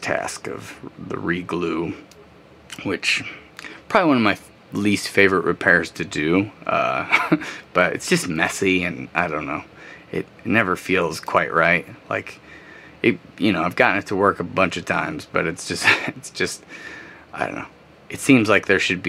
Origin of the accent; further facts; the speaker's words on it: Pontiac, Michigan, United States; Pontiac's my hometown